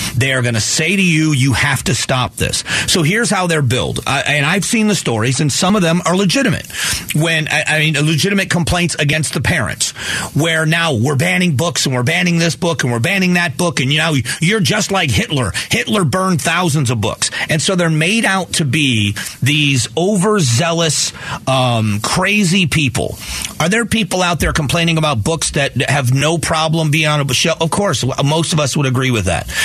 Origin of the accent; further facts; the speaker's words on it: Fort Myers, Florida, United States; Cypress Lake High School in, in, in, Fort Myers, Florida